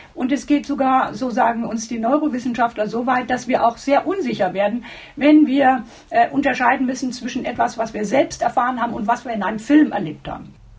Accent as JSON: {"language": "German", "country": "Germany", "said": "wir uns äh, als Deutsche"}